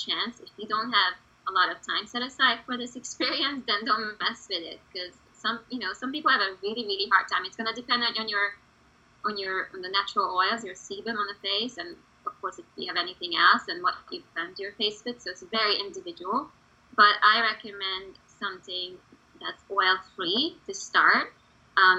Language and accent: English; Hungary; English is a second language; now in United States; I was born and raised in Hungary.